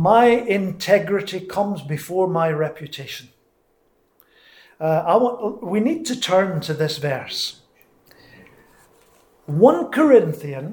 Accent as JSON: {"language": "English", "region": "Scotland", "country": "United Kingdom", "moved": "yes", "said": "I'm Scottish"}